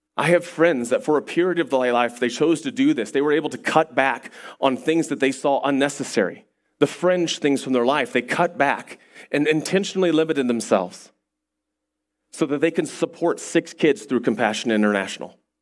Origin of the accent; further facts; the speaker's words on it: United States; as an American